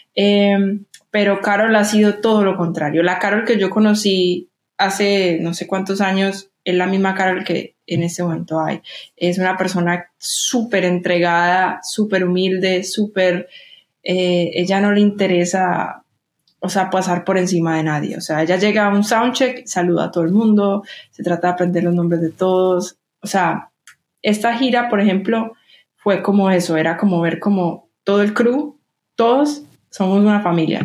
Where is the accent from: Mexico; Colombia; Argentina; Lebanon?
Colombia; Medellín, Antioquia; moved away as an adult; now in New York, United States; estoy volviendo a mi ciudad